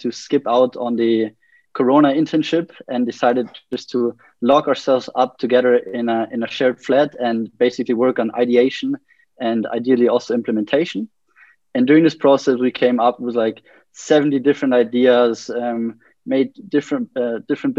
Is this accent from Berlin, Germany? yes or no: no; Munich, Bavaria, Germany; I'm from Munich, 24 years old.